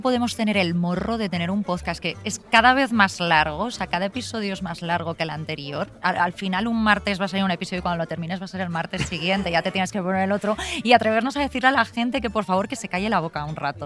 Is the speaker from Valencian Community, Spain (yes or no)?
yes; Alfafar, Valencian Community, Spain; gritamos mucho en alfafar